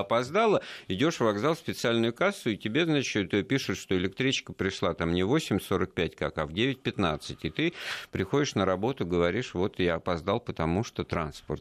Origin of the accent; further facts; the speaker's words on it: Moscow, Russia; мы вот как коренные москвичи